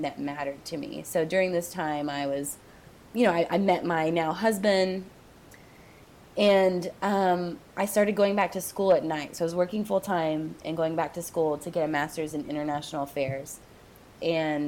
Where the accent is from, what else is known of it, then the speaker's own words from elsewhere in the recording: Oklahoma, United States; moved away as an adult; also born or lived in Dallas, Texas; now in Austin, United States; coming from a small-ish town in Oklahoma